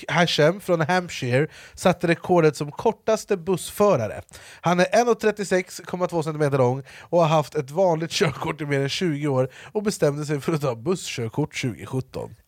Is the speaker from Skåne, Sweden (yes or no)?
no; Jordbro, Stockholm County, Sweden; jag är uppvuxen i Jordbro